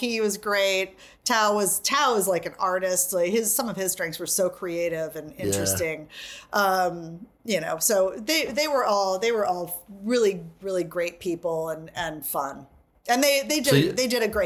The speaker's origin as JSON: {"language": "English", "region": "Hawaii", "country": "United States", "moved": "yes", "lives_now": "New York, United States", "said": "I'm from Hawaii"}